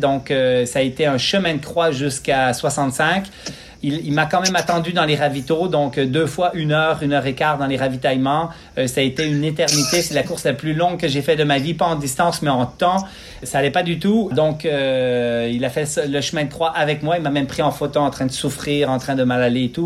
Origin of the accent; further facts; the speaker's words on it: Quebec, Canada; also born or lived in Switzerland; Je suis né en Suisse euh, en 1973, immigré au Lac-Saint-Jean, deux heures au nord